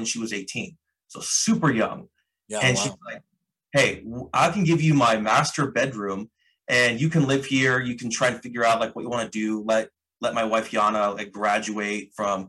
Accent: the Northwest, Pacific Northwest, United States; I had just got my job with my tech degree in downtown Seattle because I'm from the Northwest.

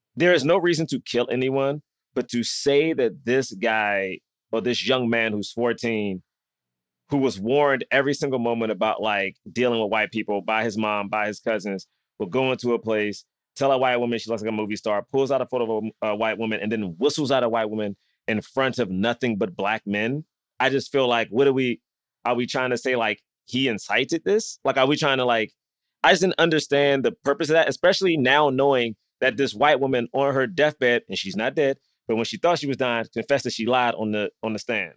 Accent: Southeast, United States; growing up in Southeast, and Black history was a great importance to my school

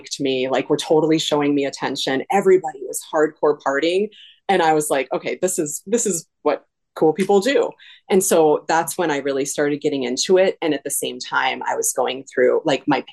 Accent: California, United States; also born or lived in Colorado; now in Minneapolis, United States; I grew up in Colorado and California.

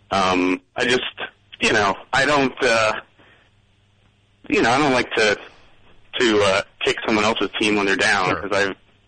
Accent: Boston, Massachusetts, United States; I'm coming from the Boston perspective

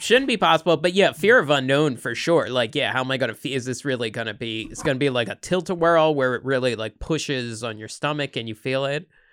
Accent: East Coast, United States; moved away; I grew up on the East Coast

